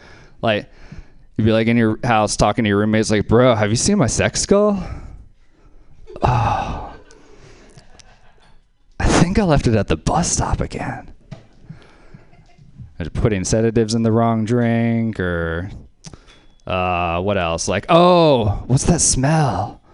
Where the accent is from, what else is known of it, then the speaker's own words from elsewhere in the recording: Louisiana, United States; So something else I liked about growing up in Louisiana being named … is you have a lot of company.